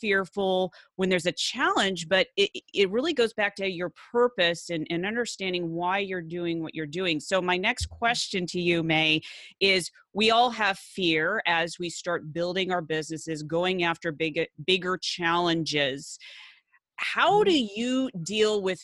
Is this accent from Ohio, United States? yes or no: yes; Cleveland, Ohio, United States; I am from Cleveland, Ohio